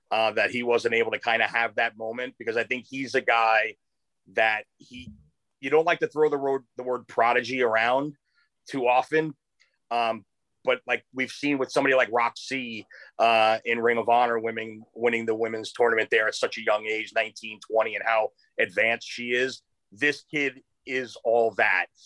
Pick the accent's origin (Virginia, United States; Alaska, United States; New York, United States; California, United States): California, United States; Los Angeles; We'll have new episodes every Monday and Thursday, all the way through Super Bowl 56 in my hometown of Los Angeles.